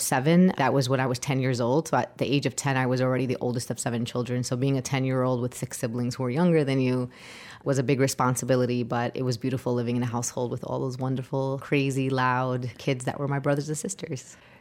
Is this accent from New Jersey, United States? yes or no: no; New York City, New York, United States; I was born and raised in Brooklyn